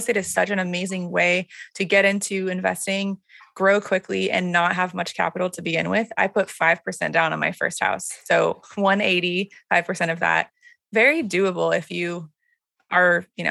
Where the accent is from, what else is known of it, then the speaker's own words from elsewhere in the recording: Houston, Texas, United States; now in Austin, United States; I grew up in Houston